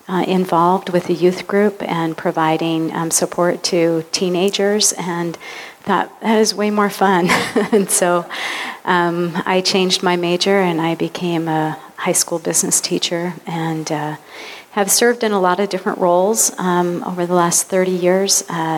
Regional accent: Wisconsin, United States; also born or lived in Cheney, Washington; now in Washington, United States; I'm originally from Wisconsin

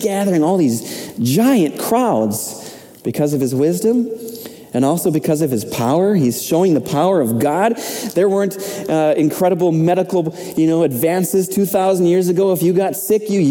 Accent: Minnesota, United States; moved away as an adult; I'm from Minnesota

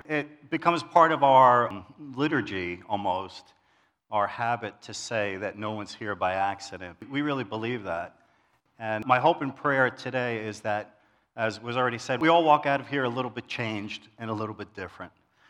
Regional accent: New York City, New York, United States; So this week I thought about when I grew up in New York City, in Queens. Some of you can hear the accent.

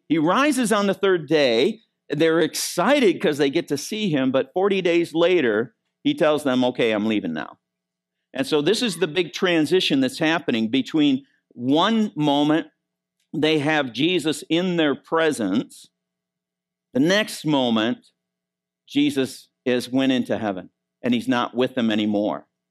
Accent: Michigan, United States; moved away; I was raised in Michigan.

